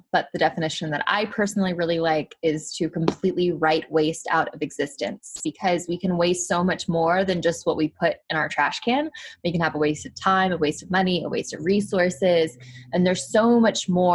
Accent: Arkansas, United States; now in California, United States; I am from Arkansas, which is not the most eco-friendly or progressive state in America. And when I moved to California

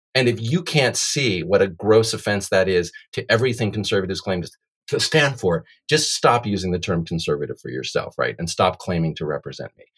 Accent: United States; I was born in the United States

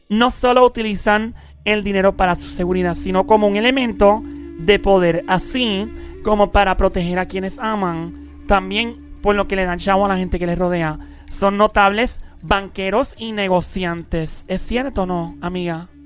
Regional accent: San Lorenzo, Puerto Rico; Yo soy de San Lorenzo

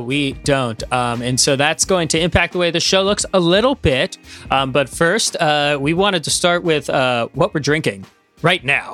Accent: Midwest, United States; moved away; I'm from the Midwest

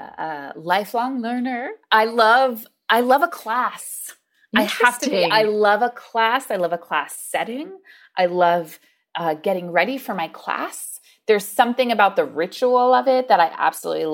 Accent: Long Island, New York, United States; I grew up on Long Island in a suburb of New York City

